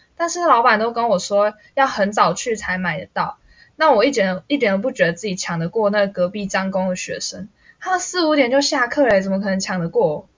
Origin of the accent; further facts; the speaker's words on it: northern Taiwan, Taiwan; moved away as an adult; now in Changhua, Taiwan; 我也是外县市来这里读书的。那我本身呢是北部人